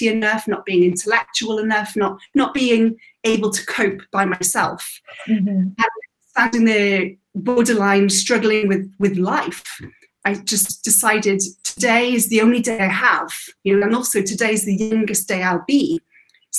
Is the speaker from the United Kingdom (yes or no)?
yes; Wales, United Kingdom; moved away as an adult; I was born and bred in Wales till about 18, till I left.